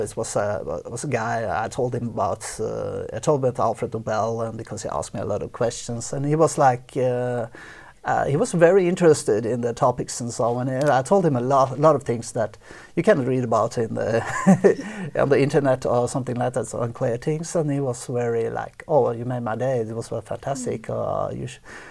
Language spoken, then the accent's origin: English; Oslo, Norway; I was born in Oslo, so a little bit outside Oslo. So definitely, this is home.